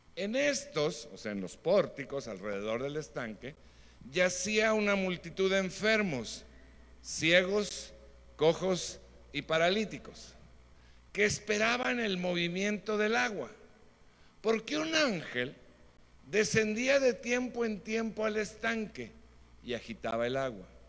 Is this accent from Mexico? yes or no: yes; Mexico; Nosotros como mexicanos tenemos características muy buenas.